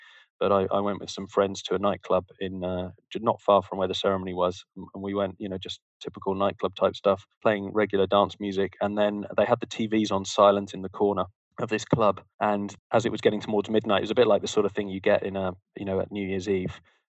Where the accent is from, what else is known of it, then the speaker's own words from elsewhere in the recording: Plymouth, South West England, United Kingdom; moved away; also born or lived in south of London; no, I'm originally from Plymouth in the Southwest, which many people on your side of the pond will be familiar with, where the Mayflower sailed from and so on.